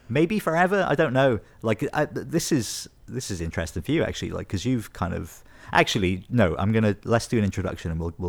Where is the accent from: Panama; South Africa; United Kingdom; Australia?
United Kingdom; Wales; now in Scotland, United Kingdom; Like, I've been here like 12 years now, and I'm from Wales originally, like South Wales, but I do love it here.